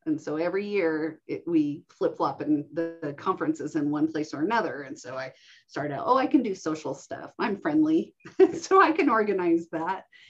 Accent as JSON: {"language": "English", "town": "Reno", "region": "Nevada", "country": "United States", "tie": "born or raised there", "said": "we settled in the Reno Sparks area. And I grew up in Washoe County, going to um, elementary, middle, and high school"}